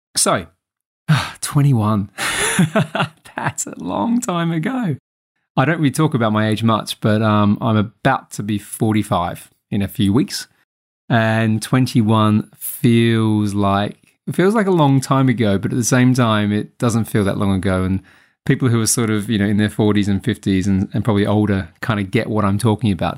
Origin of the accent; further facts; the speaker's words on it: Adelaide, South Australia, Australia; moved away as an adult; also born or lived in Sydney; Adelaide, my hometown